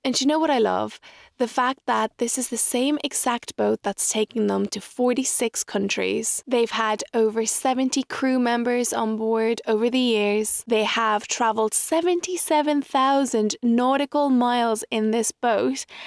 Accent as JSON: {"language": "English", "country": "Ireland", "tie": "born or raised there", "also_born_or_lived": "Mexico", "said": "I was raised in Ireland"}